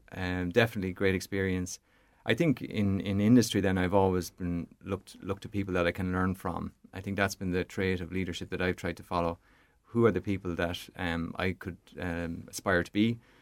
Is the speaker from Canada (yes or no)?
no; Portarlington, Leinster, Ireland; now in County Longford, Ireland; from a child growing up in Port Arlington, my, my mum and dad are still there